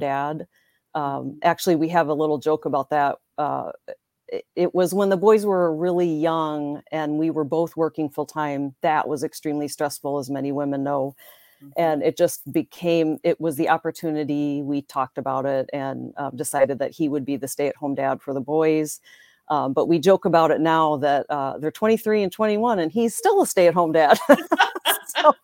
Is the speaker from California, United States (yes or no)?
no; Northwest Indiana, United States; moved away as an adult; now in Green Bay, United States; I grew up in Northwest Indiana, just south of Chicago. I live in Green Bay, Wisconsin, where I met my husband